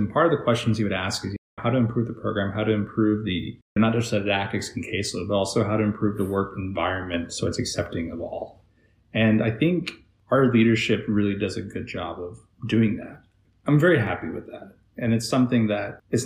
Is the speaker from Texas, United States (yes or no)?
yes; Texas, United States; moved away as an adult; now in South Carolina, United States; growing up in Texas